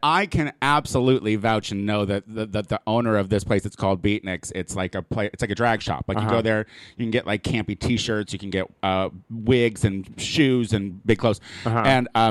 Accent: Illinois, United States; moved away; also born or lived in Chicago; I am originally from Illinois, and I lived in Chicago for quite some time.

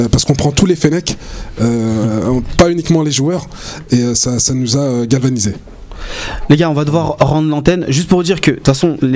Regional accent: Algeria; nous sommes des Algériens et on le fait pour des Algériens. Donc on sait ce qu'ils ressentent

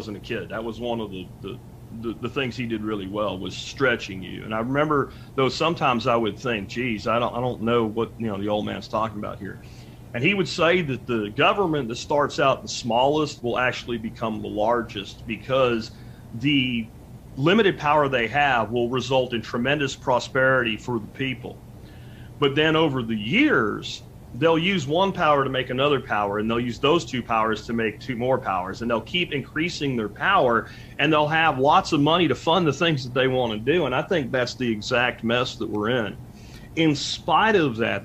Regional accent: Pennsylvania, United States; also born or lived in Florida; now in Texas, United States; People that I grew up with in Pennsylvania

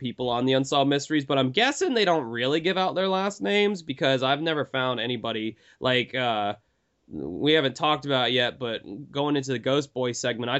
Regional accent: the South, United States; I'm a Southern boy. I grew up in the South my whole life

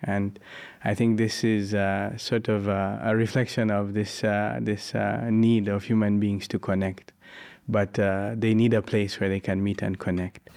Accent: Uganda; from Uganda, and I live uh, near a house of worship

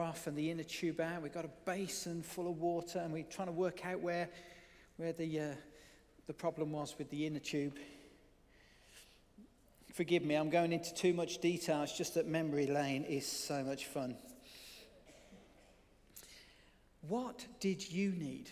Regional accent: Birmingham, West Midlands, United Kingdom; being able to explore the suburban wilds of Birmingham, if you hadn't already worked that out from my accent

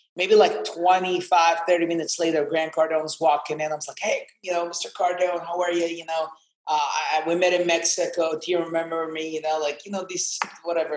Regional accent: Amman, Amman Governorate, Jordan; English is a second language; moved away as an adult; also born or lived in Atlanta, Georgia / Ohio; now in Miami, United States; I'm from Amman, Jordan. That's where I was born.

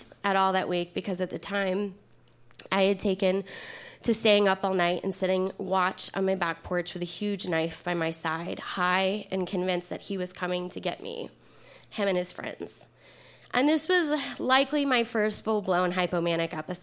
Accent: Kentucky, United States; I'm from Kentucky

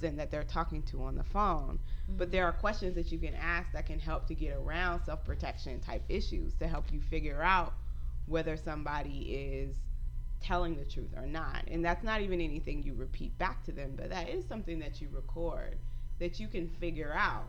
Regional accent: the South, United States; moved away as an adult; also born or lived in Texas / North Carolina; I grew up in the South. I grew up between Texas and North Carolina, and I've lived in different parts of the country as an adult.

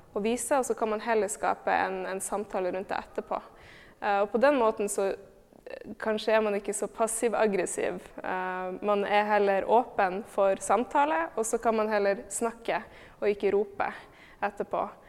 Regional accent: Tromsø, Troms, Norway; moved away; also born or lived in Oslo; jeg er født og oppvokst i Tromsø

